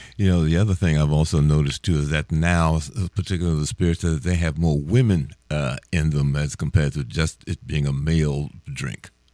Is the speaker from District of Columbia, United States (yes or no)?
yes; Washington, District of Columbia, United States; I'm from Washington, D.C.